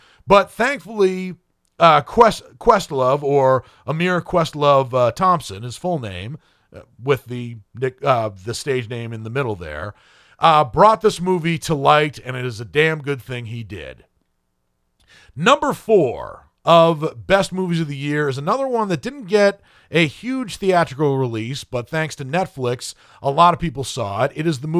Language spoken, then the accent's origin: English; Ireland; based on the fact that I am Irish